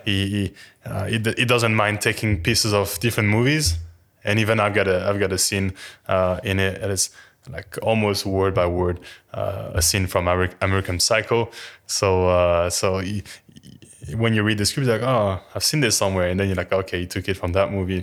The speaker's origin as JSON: {"language": "English", "country": "France", "moved": "yes", "said": "I'm French and the character was French as well, uh, I didn't have to change my accent"}